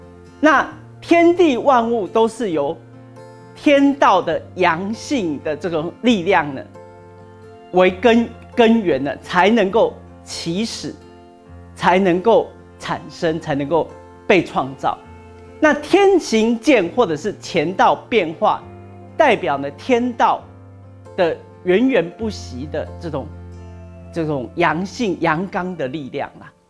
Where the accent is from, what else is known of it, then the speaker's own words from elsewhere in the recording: China; 就是我们中国人讲的这个太极之道啦